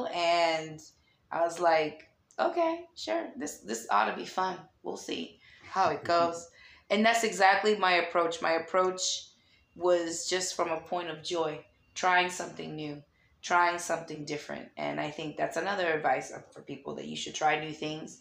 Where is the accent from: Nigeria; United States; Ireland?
United States; Lynn, Massachusetts; moved away; also born or lived in Danvers, Massachusetts; where I grew up in Lynn, Mass